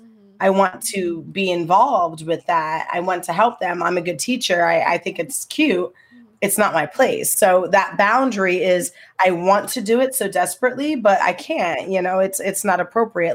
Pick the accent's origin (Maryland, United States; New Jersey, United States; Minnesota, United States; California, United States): New Jersey, United States; Trenton; moved away as an adult; now in Hackensack, United States; I'm from Trenton, New Jersey